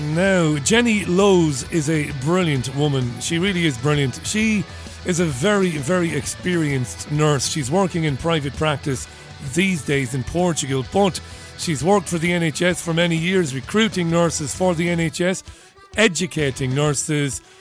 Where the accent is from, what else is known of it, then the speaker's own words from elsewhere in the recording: Ireland; as an Irish person, as a kid